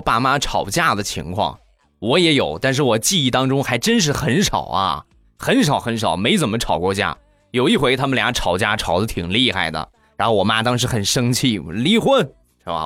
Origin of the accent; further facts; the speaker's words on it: Rizhao, Shandong, China; 我们家乡的特产日照绿茶